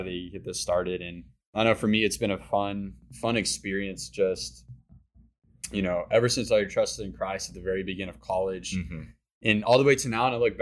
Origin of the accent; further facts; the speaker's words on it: Granbury, Texas, United States; I am 26, from Granbury, Texas. So I'm from the Fort Worth area.